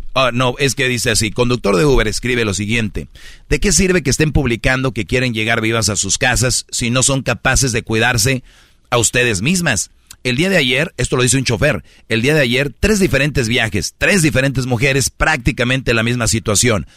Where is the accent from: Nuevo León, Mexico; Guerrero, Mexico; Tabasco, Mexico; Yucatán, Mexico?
Nuevo León, Mexico; Monterrey; yo soy de Monterrey